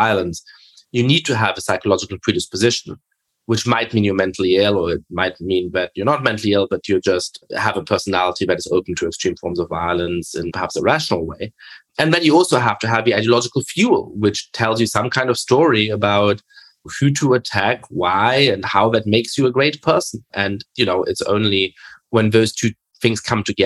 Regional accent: Germany; I grew up in Germany

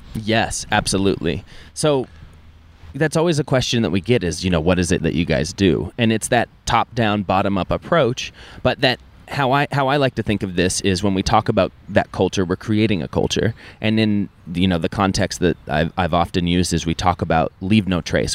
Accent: Keystone, Colorado, United States; I grew up in Keystone, Colorado

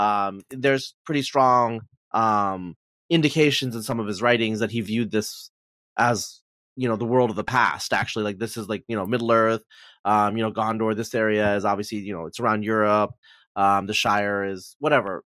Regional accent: Pacific Northwest, United States; I'm from the Pacific Northwest

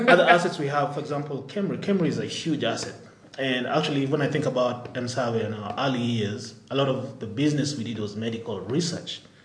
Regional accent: Nairobi, Kenya; moved away; also born or lived in Albuquerque, New Mexico, United States; Born and raised here in Nairobi

